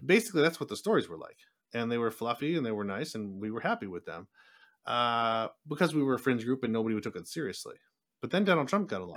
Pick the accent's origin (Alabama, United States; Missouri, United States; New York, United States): New York, United States; Buffalo; moved away as an adult; also born or lived in San Diego, California / Saint Petersburg, Russia; I was born in New York, I grew up in Buffalo, I moved to California